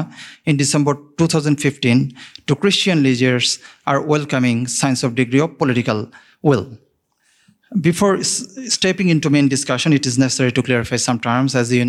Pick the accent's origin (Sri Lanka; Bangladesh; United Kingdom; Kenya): Bangladesh; from Bangladesh. Bangladesh, as you all know, is situated in Southeast Asia.